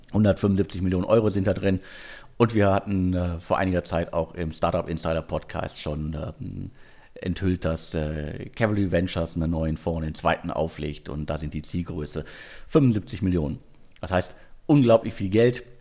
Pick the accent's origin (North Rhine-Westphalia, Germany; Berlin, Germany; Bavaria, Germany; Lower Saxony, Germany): North Rhine-Westphalia, Germany; Bottrop; ist Picknick sogar mittlerweile in Bottrop aktiv. Ähm, Respekt. Also schön, dass ihr an meine Heimatstadt denkt.